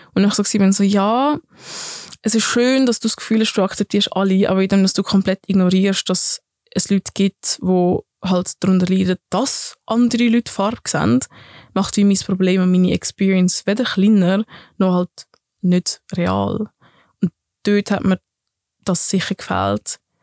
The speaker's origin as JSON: {"language": "German", "town": "Affoltern am Albis", "region": "Zurich", "country": "Switzerland", "tie": "born or raised there", "accent": "Zürichdeutsch", "first_language": "Swiss German", "said": "ich bin in Zürich aufgewachsen, in Affoltern am Albis"}